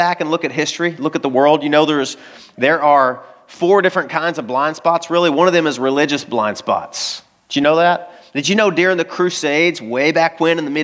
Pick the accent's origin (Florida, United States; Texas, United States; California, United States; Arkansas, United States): Arkansas, United States; I grew up in Arkansas.